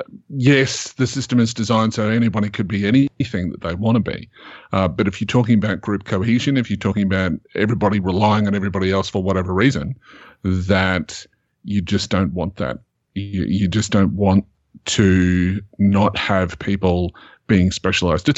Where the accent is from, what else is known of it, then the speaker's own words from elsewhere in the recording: Australia; I'm Australian